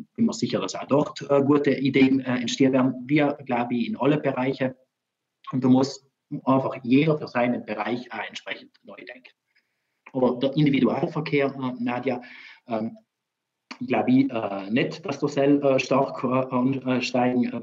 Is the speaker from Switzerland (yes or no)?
no; Trentino-Alto Adige, Italy; Bei uns in Südtirol, äh, da, wir haben so tolle Betriebe äh